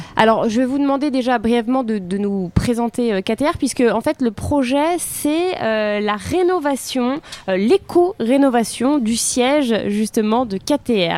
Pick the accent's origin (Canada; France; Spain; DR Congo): France; Lyon, Auvergne-Rhône-Alpes; je suis lyonnaise. d'origine.